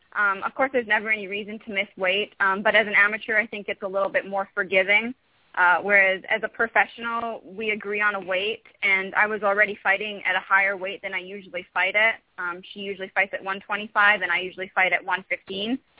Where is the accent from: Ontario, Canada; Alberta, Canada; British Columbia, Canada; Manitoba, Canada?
British Columbia, Canada; Vancouver; a very big um, medical school back home in Vancouver.